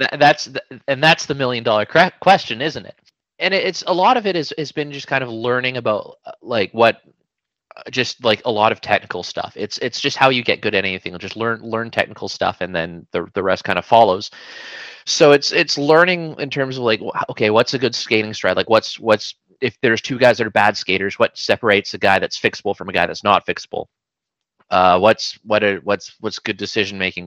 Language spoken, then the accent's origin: English; Vancouver, British Columbia, Canada; I'm uh I'm from Vancouver, BC, so I've I've been in the uh, the Lower Mainland all my life.